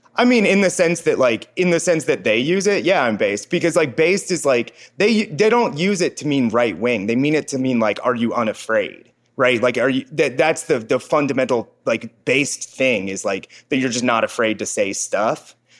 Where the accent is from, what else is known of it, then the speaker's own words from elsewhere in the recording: Cincinnati, Ohio, United States; moved away; also born or lived in Dunsmuir, California / Los Angeles; I grew up in Cincinnati